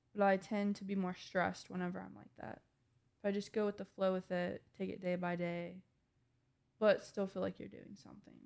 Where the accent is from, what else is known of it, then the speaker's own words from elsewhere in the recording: Indiana, United States; moved away as an adult; now in Ohio, United States; I'm from Indiana